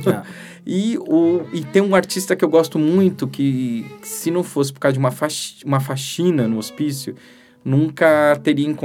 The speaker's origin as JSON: {"language": "Portuguese", "country": "Brazil", "said": "Eu sou muito brasileiro"}